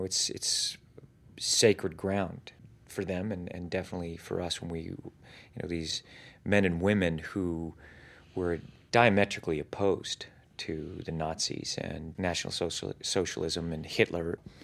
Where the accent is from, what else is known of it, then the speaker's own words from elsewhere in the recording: United States; as an American, I've had and was raised to have the ability to think for myself